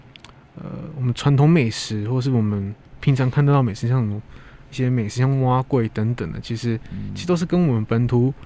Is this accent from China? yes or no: no; Taiwan; 我们台湾也是算是蛮多族群的一个地方嘛。